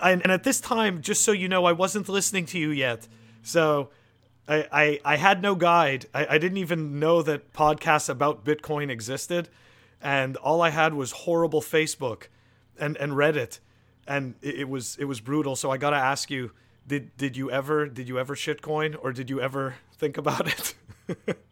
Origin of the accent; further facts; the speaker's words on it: Canada; moved away; I'm originally from Canada